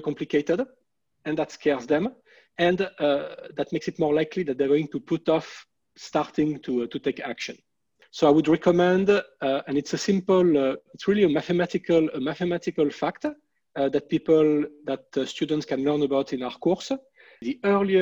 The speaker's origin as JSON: {"language": "English", "country": "France", "also_born_or_lived": "Philadelphia, United States", "second_language": "English", "moved": "as an adult", "lives_now": "Montreal, Canada", "said": "you may be able to tell by listening to my English that I'm from France"}